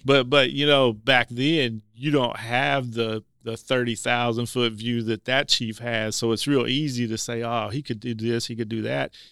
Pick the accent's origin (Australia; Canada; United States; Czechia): United States; North Little Rock, Arkansas; I'm a, a, former resident of Levy. Grew up in Levy